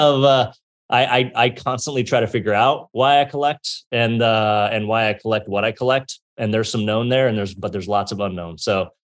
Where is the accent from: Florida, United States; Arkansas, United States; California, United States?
California, United States; Bay Area; I grew up in California. I grew up in the Bay Area here